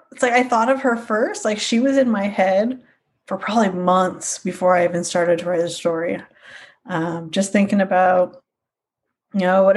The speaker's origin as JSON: {"language": "English", "town": "Sacramento", "region": "California", "country": "United States", "tie": "born or raised there", "moved": "yes", "lives_now": "north of Albany, United States", "said": "I grew up in Sacramento"}